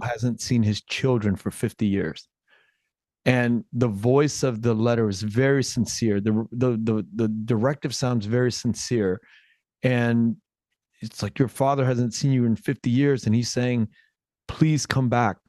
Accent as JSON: {"language": "English", "country": "United States", "tie": "born or raised there", "said": "an American born kid, uh, with Vietnamese roots to my, to my mother, to my motherland"}